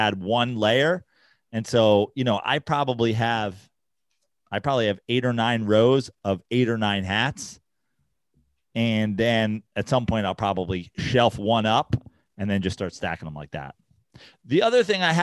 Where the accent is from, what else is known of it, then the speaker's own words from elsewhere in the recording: New York, United States; moved away; growing up in New York and also spending through my 30s in New York